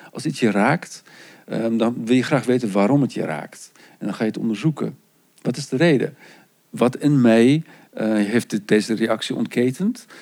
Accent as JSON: {"language": "Dutch", "country": "South Africa", "tie": "born or raised there", "moved": "yes", "said": "Want zo ben ik opgegroeid. Ik kom oorspronkelijk uit Zuid-Afrika"}